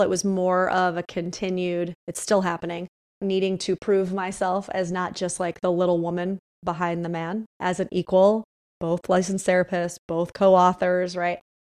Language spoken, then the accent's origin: English; upstate New York, United States; moved away as an adult; now in Los Angeles, United States; I knew I had to get out of my hometown, like, I'm from a smaller town upstate New York